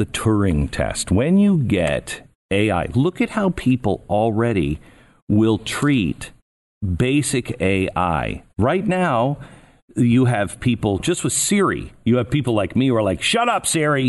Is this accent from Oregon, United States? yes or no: no; Mountlake Terrace, Washington, United States; also born or lived in Everett; Born in Everett and lived in Mount Lake Terrace and then moved to Mount Vernon.